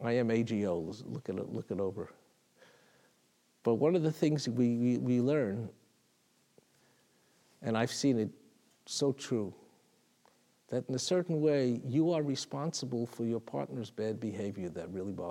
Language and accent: English; New York City, New York, United States; I remember as a little boy in Talmud Torah, I grew up in Brooklyn.